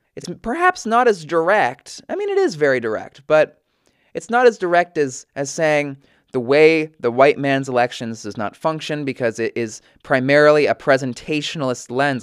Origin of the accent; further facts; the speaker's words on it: United States; as an American